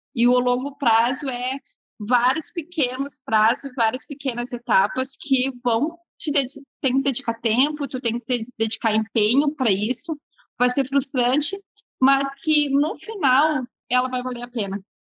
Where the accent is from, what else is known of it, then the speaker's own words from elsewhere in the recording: Porto Alegre, Rio Grande do Sul, Brazil; eu nasci aqui no Rio Grande do Sul mesmo, nasci em Porto Alegre